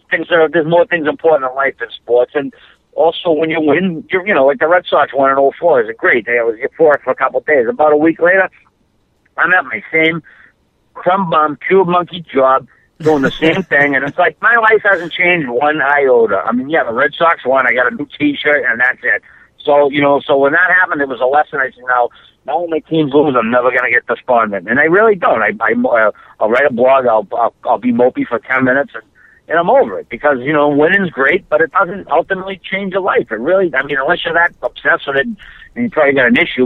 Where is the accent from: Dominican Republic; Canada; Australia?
Canada